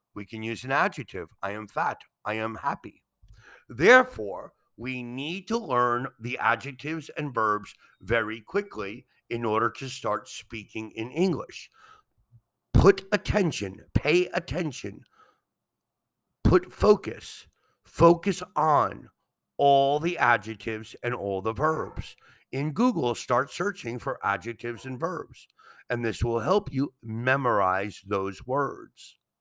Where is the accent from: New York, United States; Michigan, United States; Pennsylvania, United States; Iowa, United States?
New York, United States; New York City; now in Mexico; I am from New York City